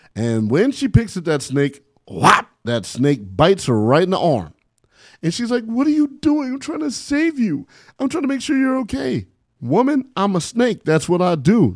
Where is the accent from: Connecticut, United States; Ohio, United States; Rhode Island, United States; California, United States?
California, United States; San Bernardino; I'm from San Bernardino, California, man. nine two four oh four